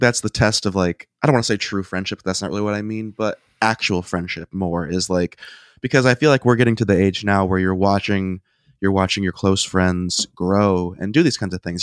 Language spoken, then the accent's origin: English; Ohio, United States; We're all from Ohio